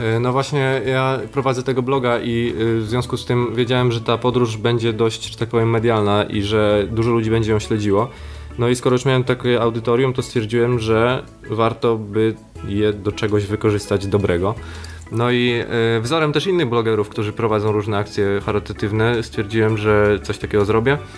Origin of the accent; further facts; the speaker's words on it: Poland; jestem z Polski